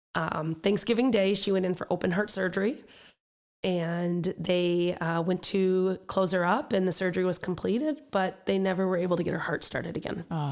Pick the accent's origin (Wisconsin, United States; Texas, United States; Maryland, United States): Wisconsin, United States; Madison; moved away; I was born and raised in Madison, Wisconsin, the Dairyland, the true Dairyland.